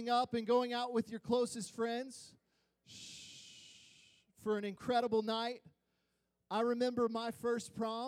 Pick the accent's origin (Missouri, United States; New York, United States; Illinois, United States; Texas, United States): Illinois, United States; Springfield; I was born in Springfield, Illinois. My extended family are a bunch of Midwest corn and soybean farmers, okay? Yeah, they are white as can be. Just to give you some context of the atmosphere that I was raised